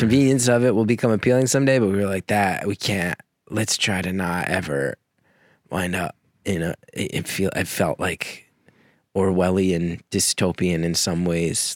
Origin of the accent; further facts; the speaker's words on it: New Jersey, United States; also born or lived in New York; I grew up in Jersey